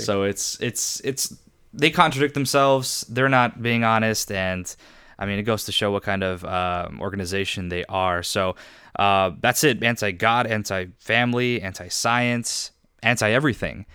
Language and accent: English; Riverside, California, United States; also born or lived in Irvine, California; I grew up in Riverside